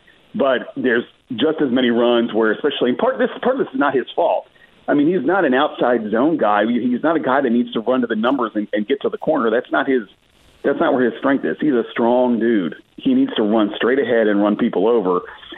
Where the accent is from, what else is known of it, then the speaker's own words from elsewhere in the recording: Maryland, United States; I'm from Maryland. I grew up 30 minutes from Annapolis.